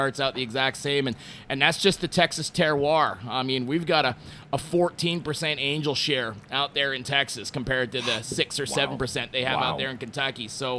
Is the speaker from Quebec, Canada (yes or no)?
yes; Montreal, Quebec, Canada; I've lived in five different countries. I've run bars all over the planet, and I'm originally from Montreal.